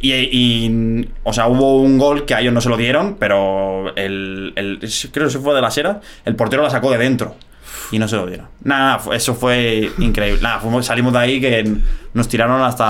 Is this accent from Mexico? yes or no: no; Madrid, Community of Madrid, Spain; moved away as an adult; yo me crié en, Vallecas, yo soy de Vallecas de, toda la vida